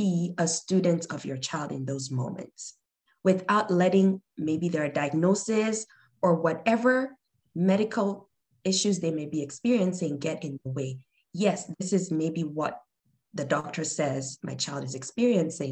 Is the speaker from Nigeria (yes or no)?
yes; Nigeria; moved away; I'm originally from Nigeria, a lot of our foods come mixed